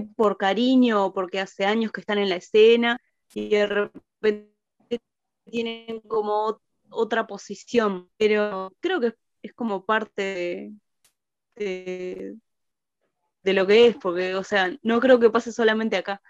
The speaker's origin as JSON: {"language": "Spanish", "country": "Uruguay"}